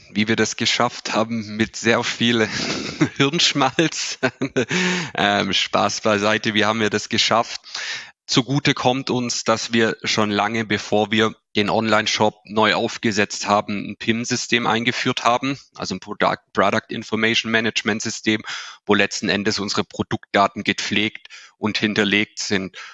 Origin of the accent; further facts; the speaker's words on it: Swabia, Baden-Württemberg, Germany; accent: Swabian; Man hört es vielleicht schon auch an, an meinem Dialekt an. Ich habe es auch schon angesprochen, wo wir sitzen. Wir sitzen hier in Ostfildern. Das ist vor, dem, vor den Toren von Stuttgart, also im tiefsten Schwabenland sind wir verankert.